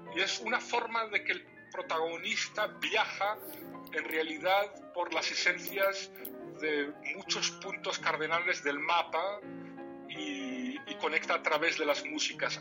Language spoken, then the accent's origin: Spanish; Morocco; first language Tamazight (Riffian Berber); Spanish is a second language; el amazir es mi lengua materna